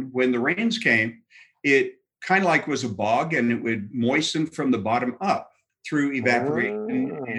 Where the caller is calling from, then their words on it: Glendale, Arizona, United States; I'm coming to you from wonderful, not quite downtown Glendale, Arizona.